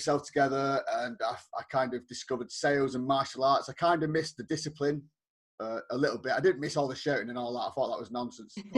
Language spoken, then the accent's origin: English; Bolton, North West England, United Kingdom; moved away as an adult; I'm actually from the northwest of England, a town called Bolton. I stayed there until I was kind of in my early 20s.